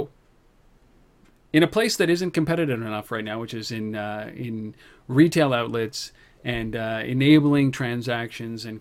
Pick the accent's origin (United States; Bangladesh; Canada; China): Canada; as a Canadian